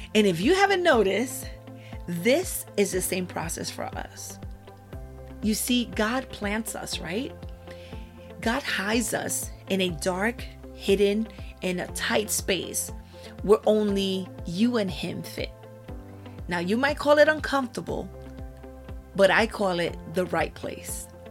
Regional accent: Puerto Rico; I was born in Puerto Rico. And I was raised in my grandmother's house

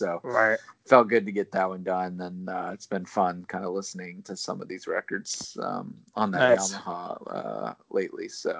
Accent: Alabama, United States; accent: Southern; I've worked so hard to not sound like I'm from Alabama from an accent perspective, but right. still my pronunciations can be really Southern.

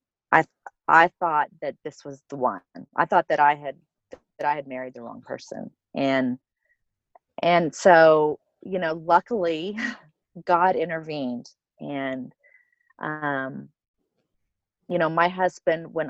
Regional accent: Oklahoma, United States; accent: Oklahoman; now in Colorado, United States; I'm originally from Oklahoma. So if you hear an accent, it's an Oklahoman accent. I'm a total Okie.

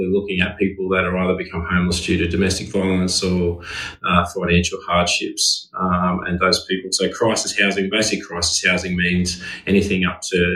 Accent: Wagga Wagga, New South Wales, Australia; moved away as an adult; now in Sutherland Shire, Australia; And live in the Shire. Been here for 20 years, originally from Wagga Wagga, so from a country boy

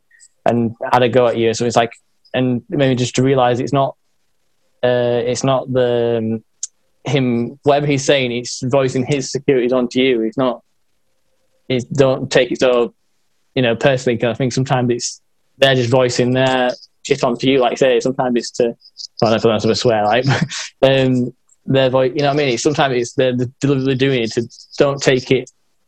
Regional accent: Yorkshire and the Humber, United Kingdom; So I'm in Northern England. So it's like. You've got states, like I'm in like a state of we call them counties. So I'm like in a Yorkshire county.

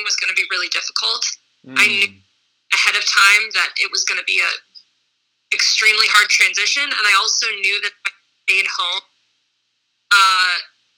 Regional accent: Boston, Massachusetts, United States; I grew up in Boston, so in a metropolitan area

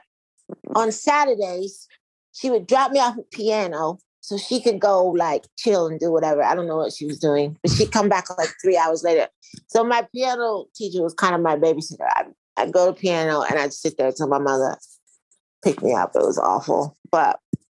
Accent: Canton, Ohio, United States; now in Los Angeles, United States; I grew up in Canton, Ohio

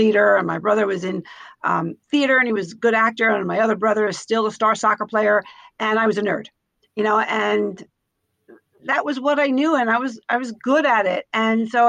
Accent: Yonkers, New York, United States; I grew up in Yonkers, New York

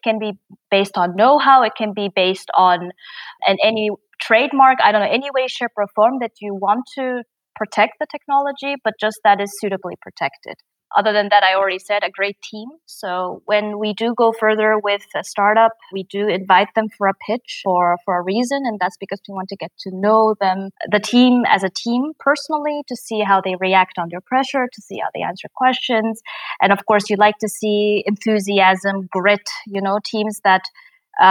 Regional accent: Japan; now in Germany; I'm originally from Japan.

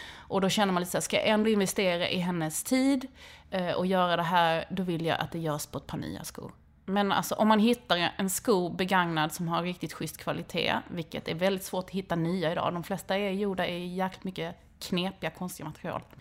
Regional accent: Helsingborg, Skåne, Sweden; jag är uppvuxen utanför Helsingborg i grå läge mellan Domsten och Viken

